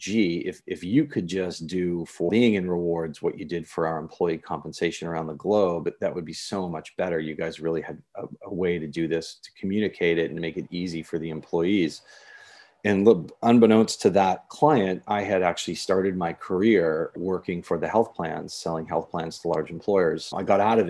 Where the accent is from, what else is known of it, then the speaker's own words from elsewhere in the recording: Northeast, United States; now in Laguna Beach, United States; I'm from the Northeast